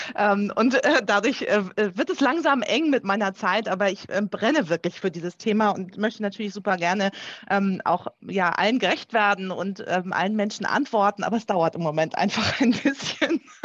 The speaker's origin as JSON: {"language": "German", "region": "Schleswig-Holstein", "country": "Germany", "said": "bei uns in Schleswig-Holstein"}